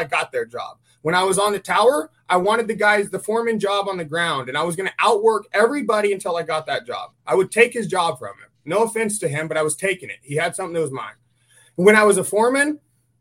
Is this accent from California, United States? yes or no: yes; California, United States; I grew up in the town that you have to drive through to get to the Rubicon. There's a big sign in the town that says Gateway to the Rubicon.